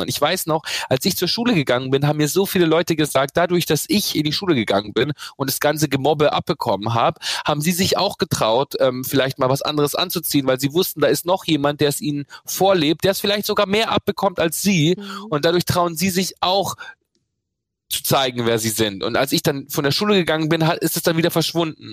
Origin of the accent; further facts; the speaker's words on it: Bad Reichenhall, Bavaria, Germany; moved away; wenn ich zum Beispiel heute in meiner Heimatstadt bin